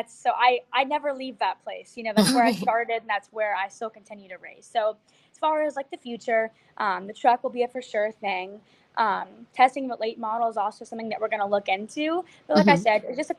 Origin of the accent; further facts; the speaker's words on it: Florida, United States; I'm from Florida